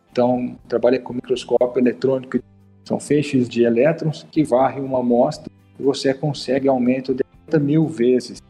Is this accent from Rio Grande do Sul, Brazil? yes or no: no; Piracicaba, São Paulo, Brazil; eu sou de Piracicaba